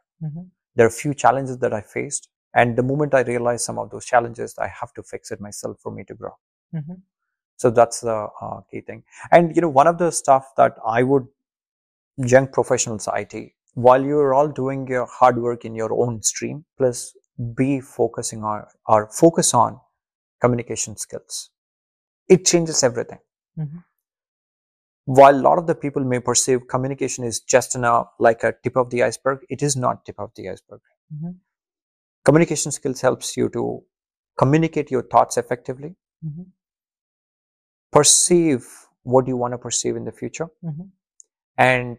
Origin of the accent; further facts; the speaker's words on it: India; first language Telugu; English is a second language; I would say, see, I grew up in Telugu medium. Mm-hmm. So, I never had an opportunity to speak in English.